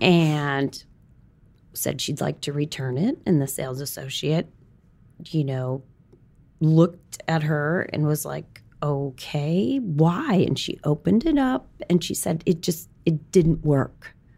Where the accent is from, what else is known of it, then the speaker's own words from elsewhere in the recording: Wisconsin, United States; moved away; I grew up in Wisconsin, went to school in Madison